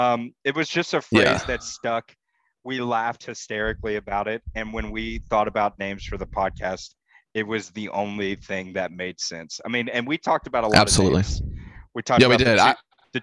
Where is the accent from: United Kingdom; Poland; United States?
United States; Texas; I am in Dallas, Texas. I am a Texan, born